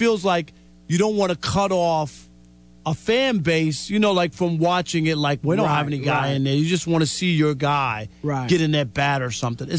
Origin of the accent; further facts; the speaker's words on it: New York, United States; When I was a kid growing up in New York